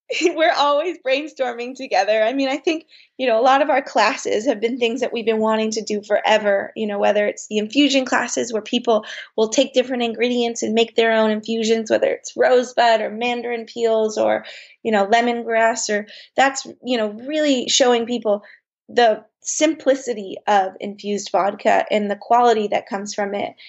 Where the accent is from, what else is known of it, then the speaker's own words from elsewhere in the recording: Bay Area, Marin County, California, United States; we grew up in the Bay Area and in Marin County